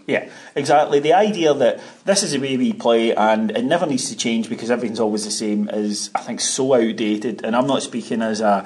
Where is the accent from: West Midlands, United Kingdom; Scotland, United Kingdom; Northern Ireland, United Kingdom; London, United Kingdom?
Scotland, United Kingdom; Ayrshire; now in Glasgow, United Kingdom; I wanted to move to Ayrshire back home